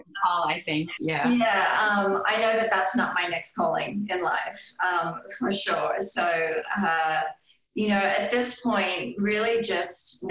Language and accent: English; Australia; now in Boulder, United States; growing up in Australia